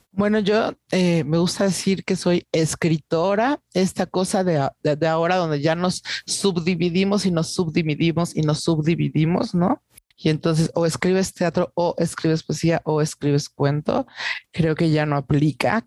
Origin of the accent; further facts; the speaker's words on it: Salina Cruz, Oaxaca, Mexico; now in Mexico City, Mexico; Soy de Oaxaca, eh, de una familia desplazada, como muchas familias eh, oaxaqueñas, ¿no? Eh, vivo en la Ciudad de México desde hace muchísimos años, décadas ya